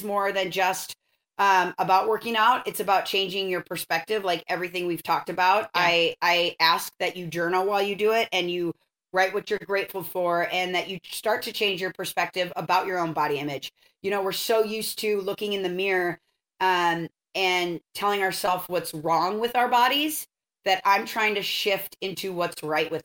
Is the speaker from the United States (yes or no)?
yes; Minnesota, United States; moved away as an adult; now in Santa Barbara, United States; I'm from Minnesota and I lived there till I was 18